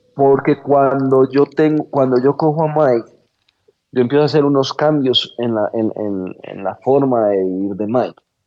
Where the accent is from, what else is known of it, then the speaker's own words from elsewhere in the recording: Colombia; la forma en la que somos los colombianos en general